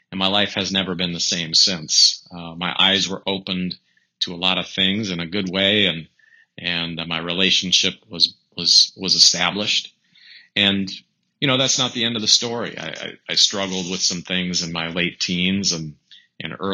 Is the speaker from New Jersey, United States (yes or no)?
no; North Dakota, United States; I grew up in North Dakota, and my parents and and they always took us to church since the time we were little.